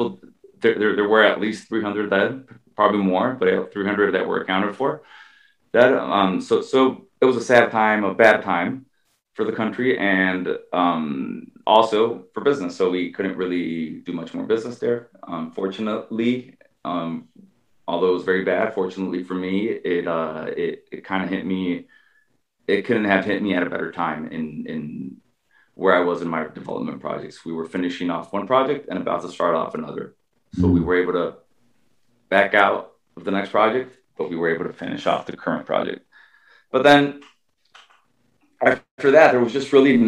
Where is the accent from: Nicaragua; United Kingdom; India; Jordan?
Nicaragua; moved away as an adult; now in United States; I grew up in Nicaragua most of my life, at least high school and middle school and all